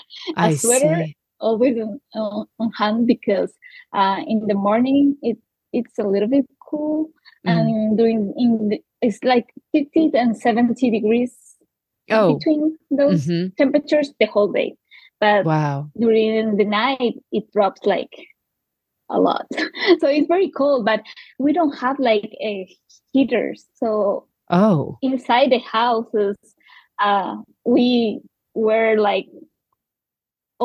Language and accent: English; Quito, Pichincha, Ecuador; English is a second language; moved away; also born or lived in Australia; I was born and raised in Quito. Which is the capital of Ecuador